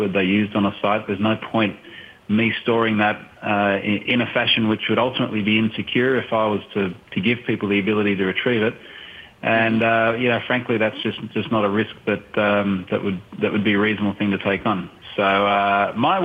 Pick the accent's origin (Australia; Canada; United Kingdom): Australia; I'm obviously Australian.